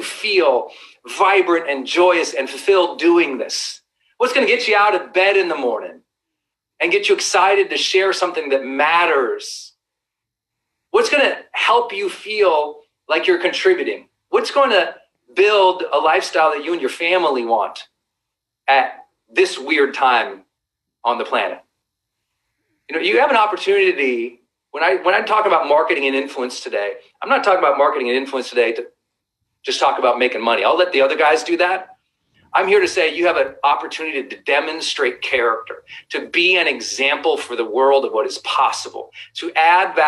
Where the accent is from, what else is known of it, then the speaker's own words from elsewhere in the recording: Montana, United States; I'm a kid from Montana.